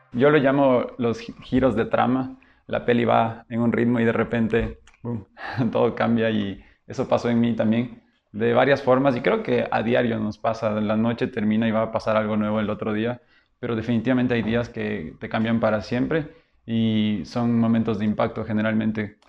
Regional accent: Loja, Ecuador; also born or lived in Quito, Ecuador; venir de Quito, soy quiteño, y a los 10 años ir a vivir en Loja

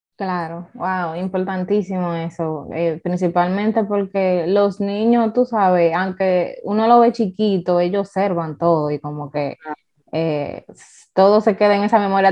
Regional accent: Dominican Republic; Yo como dominicana

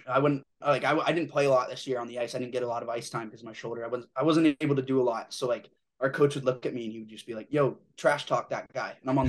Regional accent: Tucson, Arizona, United States; born there; Yeah, I was born in Tucson, and then I moved all over the place for my dad's job, but yeah.

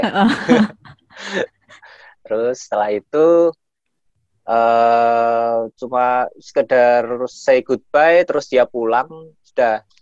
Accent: Semarang, Central Java, Indonesia; Saya asli Semarang.

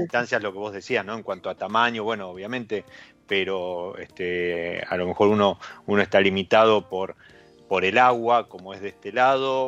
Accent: Argentina

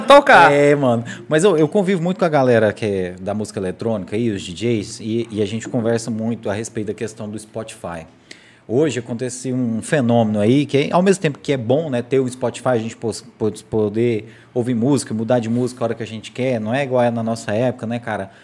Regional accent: Morrinhos, Goiás, Brazil; eu sou de Morrinhos

